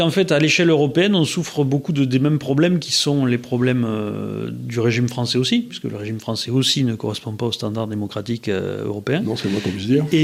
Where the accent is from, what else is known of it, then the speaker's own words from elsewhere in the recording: France; Alors, en, plus en tant que Français.